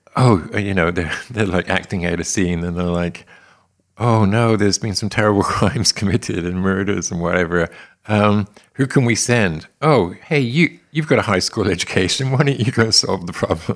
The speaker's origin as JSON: {"language": "English", "region": "England", "country": "United Kingdom", "also_born_or_lived": "London", "moved": "as an adult", "lives_now": "United States", "said": "experienced in England, right? So, thirty-one years in England"}